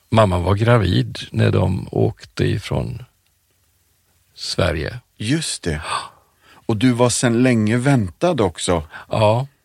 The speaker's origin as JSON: {"language": "Swedish", "town": "Colombo", "region": "Western Province", "country": "Sri Lanka", "tie": "born there", "said": "Jag är född i Colombo på Sri Lanka. Ceylon hette det då på"}